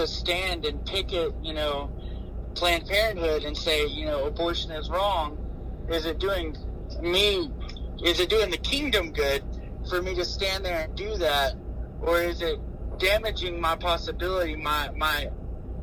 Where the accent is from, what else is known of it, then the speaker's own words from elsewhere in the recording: United States; as an American